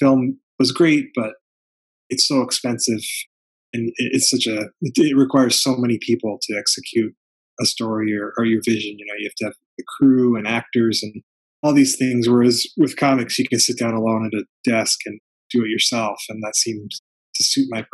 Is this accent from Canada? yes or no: yes; Canada; now in Toronto, Canada; I grew up in Canada, in rural Canada, in a really small farming community.